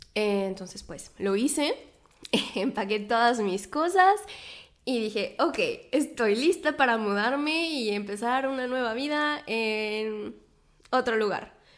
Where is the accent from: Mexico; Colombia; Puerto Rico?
Mexico; moved away as an adult; also born or lived in Poitiers, France / south of France; now in Paris, France; soy mexicana, vivo en Francia, en este momento vivo en París